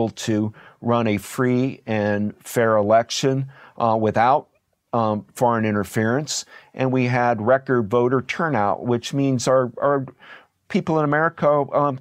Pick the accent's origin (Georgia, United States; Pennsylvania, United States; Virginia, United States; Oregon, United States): Georgia, United States; Atlanta; I was born in Atlanta, Georgia, and my mother and father were teachers